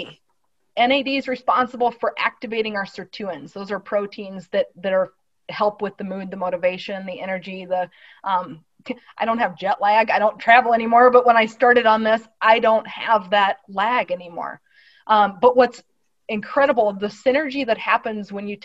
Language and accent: English; Midwest, United States; growing up in the Midwest